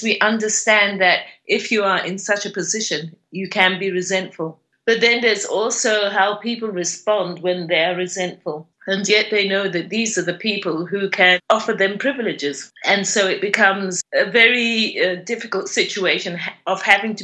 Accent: Zimbabwe; how we are doing as Zimbabweans

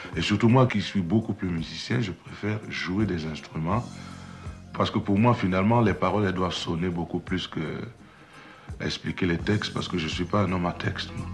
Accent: Cameroon; moved away; also born or lived in Brussels, Belgium; chez nous, dans le Makosa

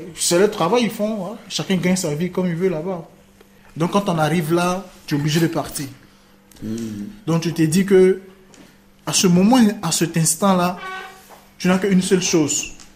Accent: Côte d’Ivoire; moved away as an adult; also born or lived in Libya; now in Italy; J'ai quitté la Côte d'Ivoire parce que je voulais vivre. Parce qu'il y avait la guerre

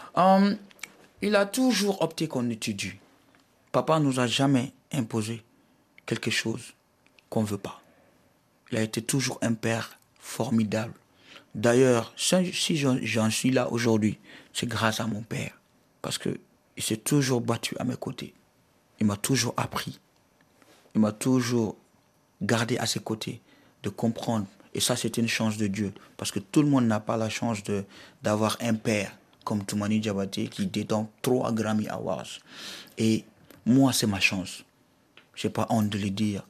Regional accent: Mali; je suis malien, fier de l'être

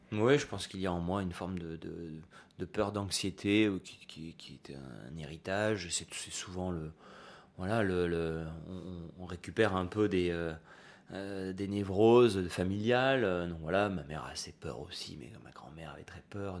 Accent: Nice, Provence-Alpes-Côte d'Azur, France; en grandissant à Nice, tous les étés, j'allais, euh, à la plage, comme tous les gosses

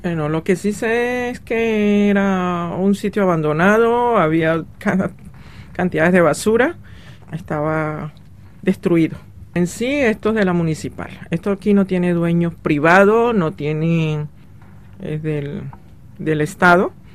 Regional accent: Colombia; moved away as an adult; also born or lived in Paris, France; now in Nanterre, France; soy colombiana, eh, llevo cinco años de estar en París.

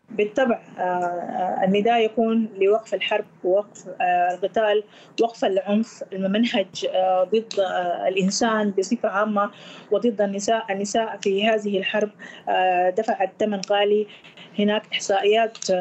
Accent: Kosti, White Nile, Sudan; moved away; وانا امثل آه، مدينتي والولايه التي آه، عشت فيها النيل الابيض مدينه كوستي فاحنا مجموعه من نفس المدينه في كل دول المهجر

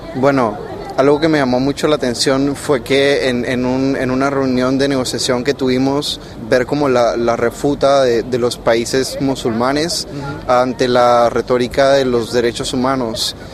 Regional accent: Panama; soy de Panamá

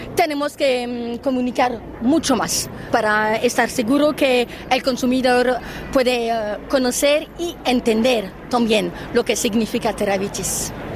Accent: France; Spanish is a second language; soy una francesa

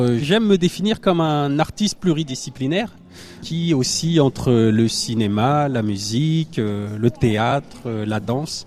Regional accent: Normandy, France; je suis né en Normandie

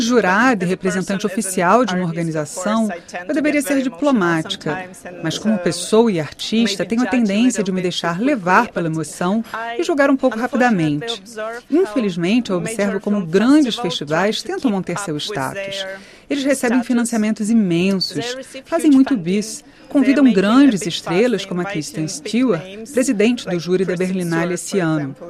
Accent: Donetsk, Donetsk Oblast, Ukraine; moved away as an adult; also born or lived in Kyiv / Bucha / Poland; now in Germany; eu nasci em Donetsk, vivi lá até terminar meus estudos

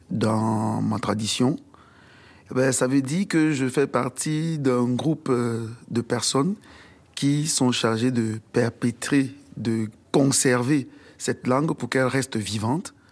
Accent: Cameroon; first language Bakaka; French is a second language; moved away as an adult; now in France; je viens du Cameroun. Bah, je viens de dire que la langue maternelle que je parle, c'est le Mka, c'est le Bakaka

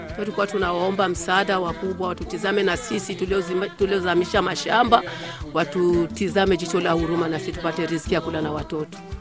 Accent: Rumonge, Rumonge Province, Burundi; Ni Mswahili, nilizaliwa Rumonge. Babu yangu kwanza alizaliwa Rumonge, baba yangu kazaliwa Rumonge, mimi mwenyewe nimezalia Rumonge

